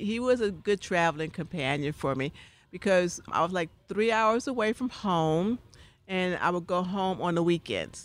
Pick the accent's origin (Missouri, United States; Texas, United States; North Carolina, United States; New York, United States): New York, United States; New York City; when I grew up in New York City, in Harlem